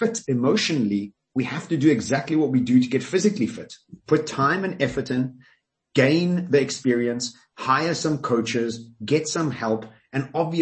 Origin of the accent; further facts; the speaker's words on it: Johannesburg, Gauteng, South Africa; I grew up in Glen Hazel